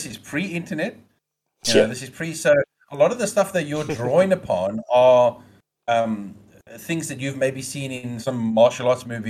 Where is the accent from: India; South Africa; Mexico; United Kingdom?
South Africa; Almost any movie that you can think of that as a South African basically portrayed as a racist piece of shit.